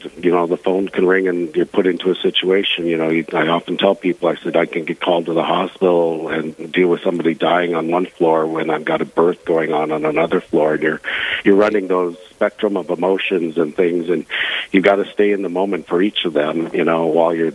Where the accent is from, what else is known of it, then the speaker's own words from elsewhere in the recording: Bismarck, North Dakota, United States; also born or lived in Minot; I grew up in the Bismarck area